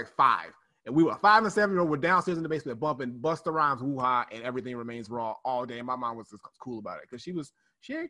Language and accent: English; Chicago, Illinois, United States; moved away; also born or lived in Gary, Indiana; I lived in Gary at the time, but I was from Chicago